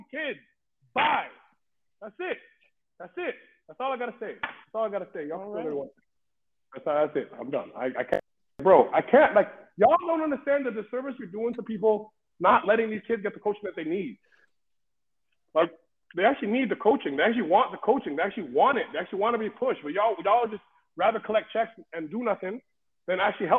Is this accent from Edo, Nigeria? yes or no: yes; Benin City, Edo, Nigeria; now in Vancouver, Canada; I'm from Benin City, Nigeria, you understand? For me to be standing here in Vancouver, British Columbia, as a college basketball coach